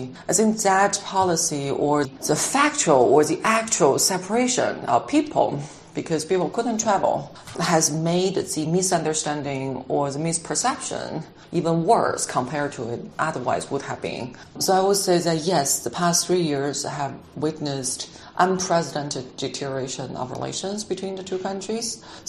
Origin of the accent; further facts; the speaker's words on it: China; moved away as an adult; now in Washington, United States; I'm originally from China. So being in Washington for about 20 years now